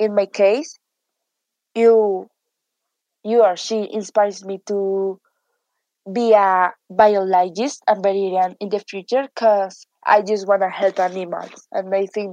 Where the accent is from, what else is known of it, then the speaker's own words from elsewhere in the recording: Bogotá, Colombia; I am 14 years old. I am from Bogota, Colombia.